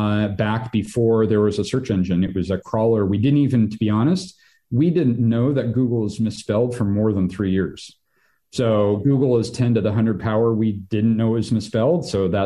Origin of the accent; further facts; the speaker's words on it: Reno, Nevada, United States; No, my parents live in Reno. So I grew up in Reno.